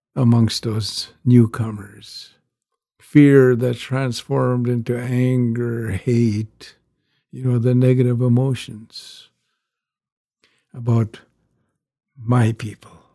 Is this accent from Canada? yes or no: yes; Canada; growing up on the rez